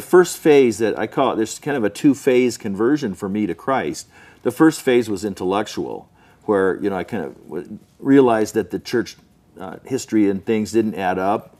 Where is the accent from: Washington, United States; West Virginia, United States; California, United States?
California, United States; Southern; also born or lived in Salt Lake City, Utah; I grew up mostly in Southern California